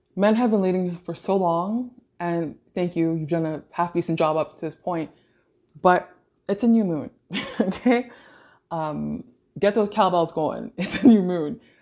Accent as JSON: {"language": "English", "town": "Toronto", "region": "Ontario", "country": "Canada", "tie": "born or raised there", "said": "I grew up in Greater Toronto area"}